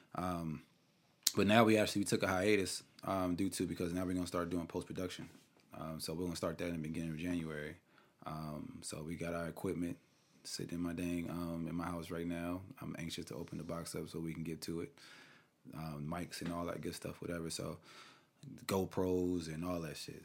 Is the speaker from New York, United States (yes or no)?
yes; New York, United States; I'm from New York